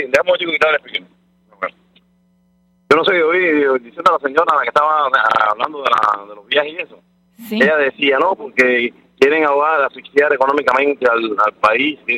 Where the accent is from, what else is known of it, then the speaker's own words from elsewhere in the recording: Cuba; now in United States; yo soy orgullosamente cubano, yo primero Cuba y este es mi segundo país.